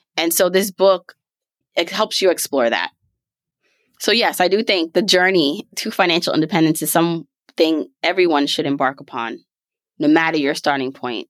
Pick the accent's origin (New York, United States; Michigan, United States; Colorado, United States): New York, United States; New York City; also born or lived in Jamaica; born in the beautiful island of Jamaica, raised in Brooklyn, New York